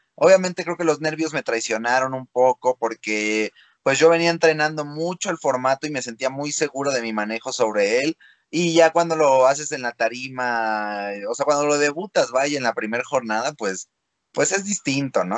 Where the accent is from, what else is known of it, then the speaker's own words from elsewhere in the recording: Mexico; yo soy un freestyler mexicano